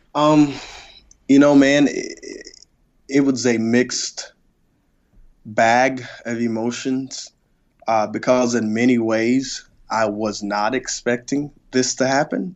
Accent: South Mississippi, United States; the church that I grew up at in South Mississippi

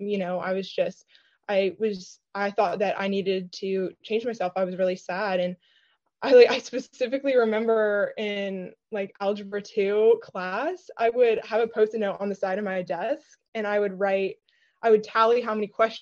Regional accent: Nashville, Tennessee, United States; I'm from Nashville, Tennessee

